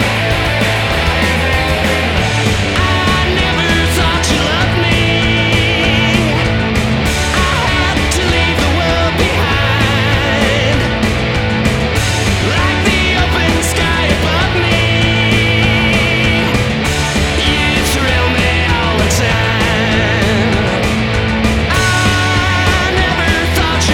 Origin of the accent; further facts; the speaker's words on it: Salford, North West England, United Kingdom; my hometown of Salford